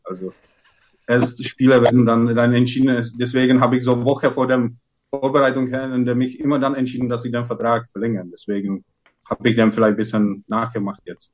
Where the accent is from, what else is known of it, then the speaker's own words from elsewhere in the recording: Lovosice, Ústí nad Labem Region, Czechia; German is a second language; moved away as an adult; also born or lived in Coburg, Germany; das ist meine Heimatstadt